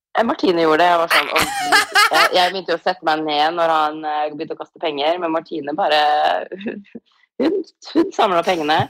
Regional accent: Tromsø, Troms, Norway; moved away as an adult; now in Los Angeles, United States; når jeg går ut i gata hjemme i Tromsø

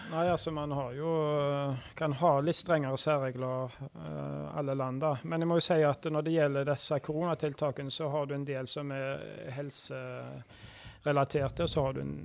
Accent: Haugesund, Rogaland, Norway; also born or lived in Bergen; jeg er oppvokst som Vard-gutt

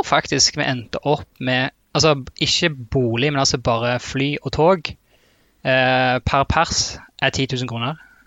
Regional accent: Rogaland, Norway; accent: Rogaland-Stavanger dialect; moved away as an adult; also born or lived in Ålgård / Trondheim; now in Oslo, Norway; dialekten min er jo Rogaland-Stavanger-dialekt. Eh, familien min bor fremdeles på et sted som heter Ålgård

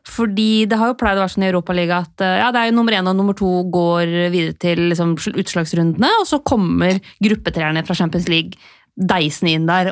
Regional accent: Lillehammer, Innlandet, Norway; begynne å bare kalle meg selv Lillehammer

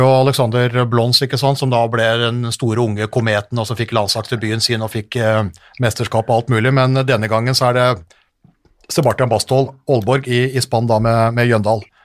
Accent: Hamar, Innlandet, Norway; jeg er jo fra Hamar, så jeg har jo vant potetferien

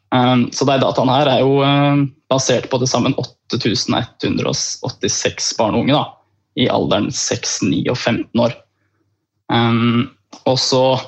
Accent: Beitostølen, Innlandet, Norway; jeg er fra en gård, jeg er fra Beitostølen

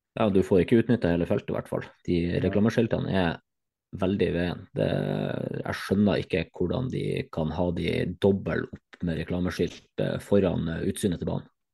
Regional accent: Northern Norway, Norway; som nordlending

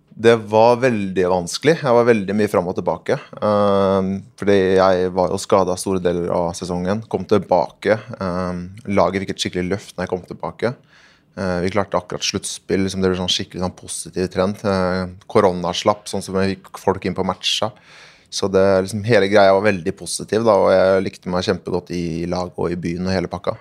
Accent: Norway; moved away as an adult; also born or lived in Sweden / United States; Jeg kom litt sånn naiv eh, nordmann her

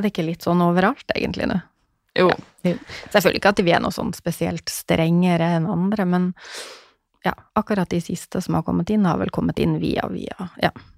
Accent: Northern Norway, Norway; som nordlending så tålte nå jeg det

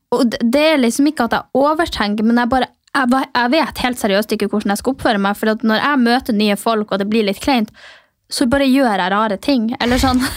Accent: Mehamn, Finnmark, Norway; now in Oslo, Norway; Jeg er jo fra Finnmark

